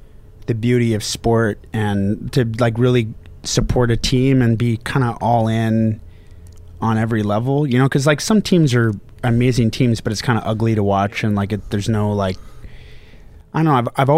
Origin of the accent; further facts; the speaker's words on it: Houston, Texas, United States; also born or lived in Northern California; I was born in Northern California, moved to Houston at five. And so I grew up in Houston, kind of the height of the Olajuwon years in Houston.